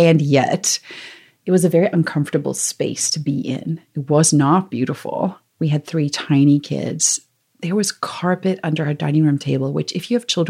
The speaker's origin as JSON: {"language": "English", "country": "South Africa", "accent": "South African", "moved": "as an adult", "said": "We were in Zimbabwe. I'm from South Africa originally, so I have this accent that comes and goes."}